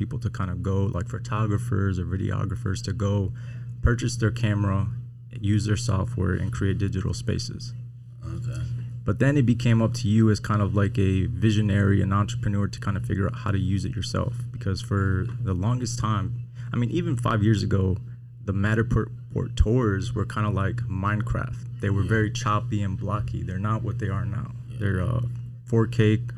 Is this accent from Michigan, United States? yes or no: yes; Detroit, Michigan, United States; I was born and raised in Southwest Detroit.